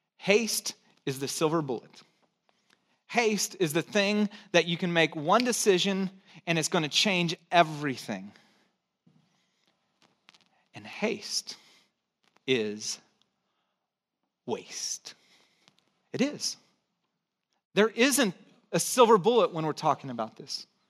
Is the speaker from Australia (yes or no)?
no; Santa Cruz, California, United States; accent: hick; also born or lived in Texas / Chicago; And I'm from Texas. I was born in Texas, grew up in Santa Cruz, tried to lose my hick accent as quick as I could, and then lived in Chicago. So my accent's already messed up.